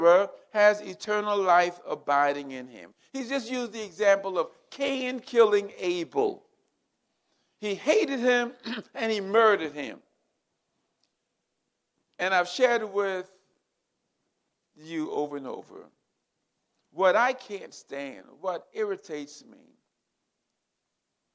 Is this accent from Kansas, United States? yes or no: no; South Carolina, United States; I'm from the South. I'm a Southern boy. I grew up in South Carolina